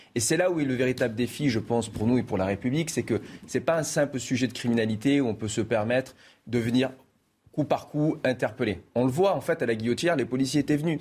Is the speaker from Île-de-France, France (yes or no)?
no; Marseille, Provence-Alpes-Côte d'Azur, France; je suis originaire de Marseille